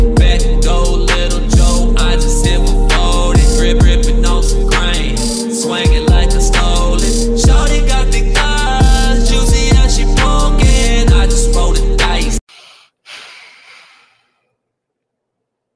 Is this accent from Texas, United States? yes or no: yes; Texas, United States; I'm from Texas